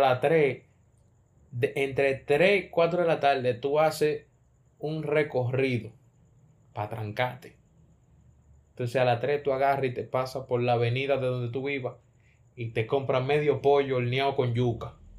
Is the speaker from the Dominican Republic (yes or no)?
yes; Cibao, Dominican Republic; Yo soy de Isibao